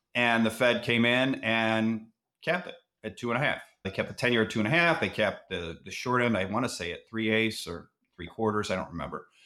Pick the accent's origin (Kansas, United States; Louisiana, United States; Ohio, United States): Ohio, United States; Cleveland; I'm from Cleveland